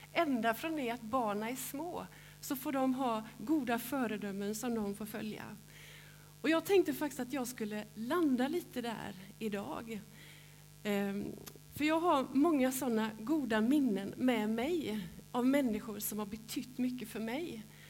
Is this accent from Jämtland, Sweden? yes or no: no; Gråbo, Västra Götaland, Sweden; now in Hulla, Sweden; där jag är uppväxt i Gråbo